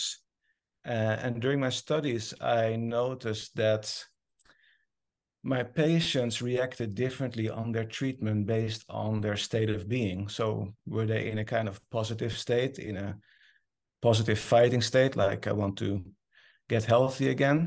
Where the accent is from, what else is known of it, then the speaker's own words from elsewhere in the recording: Netherlands; English is a second language; moved away as an adult; now in Norway; I moved from the Netherlands, where I'm originally from, to Norway to start a new cancer department there